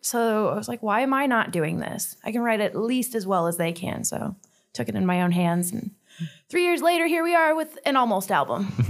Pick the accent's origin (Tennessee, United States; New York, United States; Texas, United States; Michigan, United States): Michigan, United States; Detroit; now in Fort Wayne, United States; Well, I'm originally from Detroit